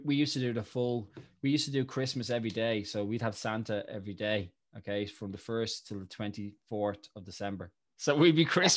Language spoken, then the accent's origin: English; Ireland; as Irish people